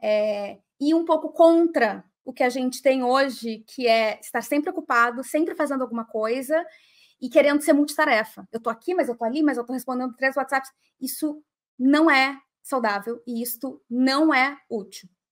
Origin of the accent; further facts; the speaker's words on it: Porto Alegre, Rio Grande do Sul, Brazil; de Porto Alegre, que é a minha cidade natal